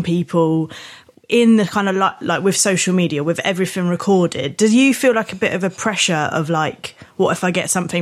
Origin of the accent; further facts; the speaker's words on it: Thanet, South East England, United Kingdom; my experience of growing up in Thanet is probably quite different